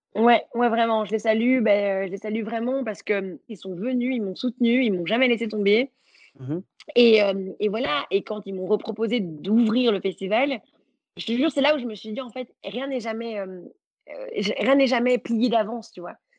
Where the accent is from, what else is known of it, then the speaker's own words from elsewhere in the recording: Belgium; je suis belge